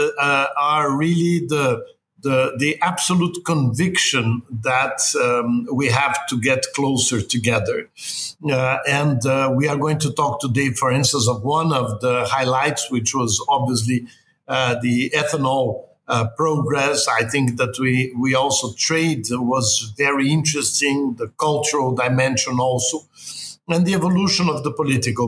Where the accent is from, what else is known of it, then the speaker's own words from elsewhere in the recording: Rio de Janeiro, Brazil; I'm from Rio